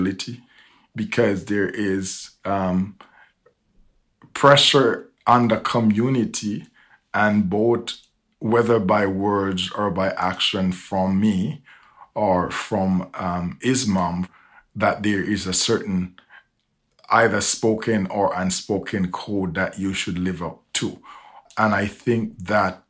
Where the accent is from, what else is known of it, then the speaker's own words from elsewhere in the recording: Jamaica; moved away; I was raised in a different part of the world. I grew up in Jamaica